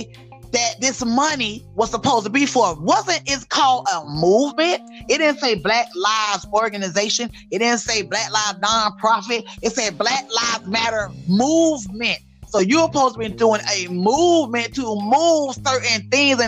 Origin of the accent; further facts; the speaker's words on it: Miami, Florida, United States; I can't help where I came from. I said, hey, Dade County bred